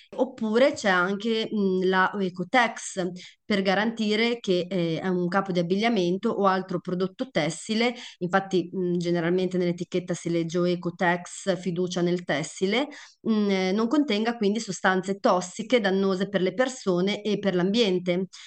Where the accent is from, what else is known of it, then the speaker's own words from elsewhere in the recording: Emilia-Romagna, Italy; da Romagnola